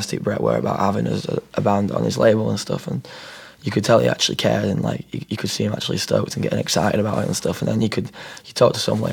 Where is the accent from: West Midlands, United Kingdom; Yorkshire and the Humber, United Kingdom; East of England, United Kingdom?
Yorkshire and the Humber, United Kingdom; we've always grown up where family's important, you know what I mean? Like, in England, it's like that, and especially if we're from South Yorkshire